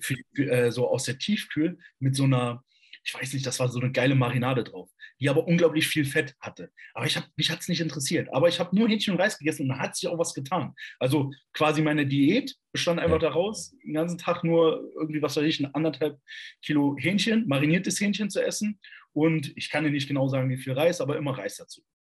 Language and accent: German; Borken, Hesse, Germany; also born or lived in Kassel; von Borken, das ist 30 Kilometer südlich hier, da komme ich nämlich eigentlich her